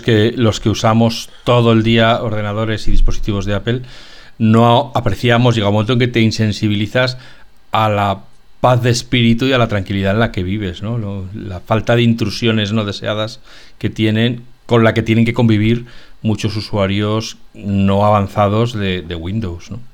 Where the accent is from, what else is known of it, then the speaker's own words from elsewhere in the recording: Spain; somos españoles